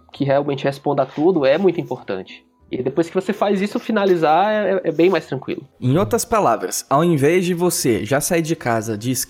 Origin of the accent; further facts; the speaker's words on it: Fortaleza, Ceará, Brazil; now in São Paulo, Brazil; coisa específica que eu acho muito ruim aqui em São Paulo, que é o clima, porque eu vim de, um, eu, eu vim de Fortaleza, Fortaleza não tem inverno.